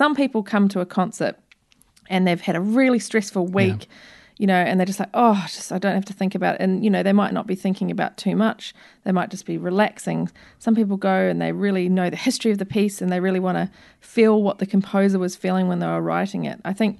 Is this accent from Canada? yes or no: no; New Zealand; from New Zealand.